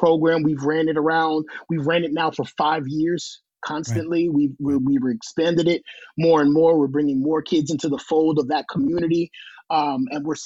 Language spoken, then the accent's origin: English; New York City, New York, United States; I'm a boy from Washington Heights, New York City, right? Right above Harlem, right across from the Bronx